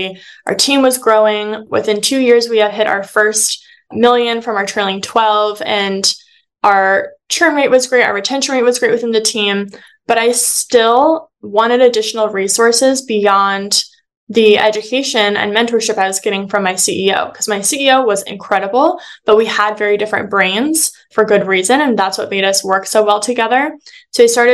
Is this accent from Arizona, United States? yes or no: yes; Phoenix, Arizona, United States; a local marketing agency within my hometown in Phoenix